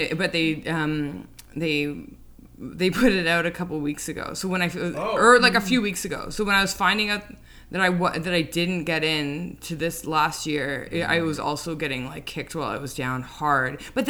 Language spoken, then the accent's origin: English; Toronto, Ontario, Canada; now in New York, United States